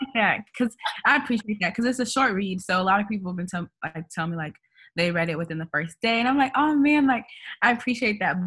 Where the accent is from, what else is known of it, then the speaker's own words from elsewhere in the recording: Kansas City, Missouri, United States; moved away as an adult; also born or lived in New York City; now in New York, United States; I'm from Kansas City, Missouri